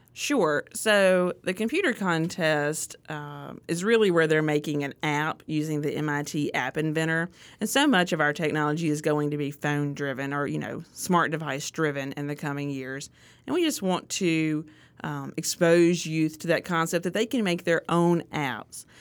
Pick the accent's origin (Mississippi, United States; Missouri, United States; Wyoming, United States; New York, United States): Mississippi, United States; Artesia; I grew up in Artesia